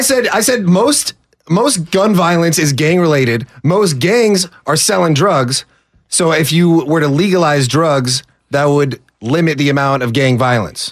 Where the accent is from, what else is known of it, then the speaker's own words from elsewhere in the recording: Orange County, California, United States; I'm from Orange County.